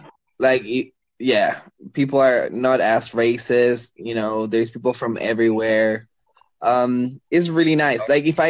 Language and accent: English; Chile; first language Spanish; English is a second language; also born or lived in Dubai, United Arab Emirates / United States; so I'm from Chile. I grew up in Dubai. I lived in the States for a bit. So even though my first language is Spanish, I can get my point across in English.